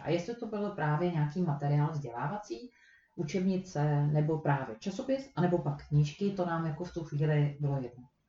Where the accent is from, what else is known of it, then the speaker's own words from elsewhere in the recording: Prague, Czechia; moved away; Já jsem Pražák